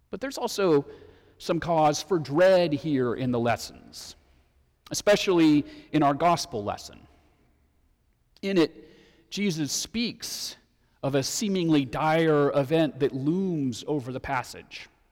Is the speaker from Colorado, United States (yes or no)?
yes; Denver, Colorado, United States; growing up in Denver when I was in high school